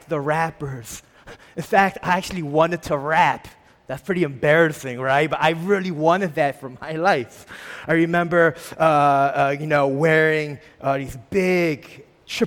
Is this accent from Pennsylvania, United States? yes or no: yes; Philadelphia, Pennsylvania, United States; moved away as an adult; I was born and raised in a small section of Philadelphia, Albany, for 18 years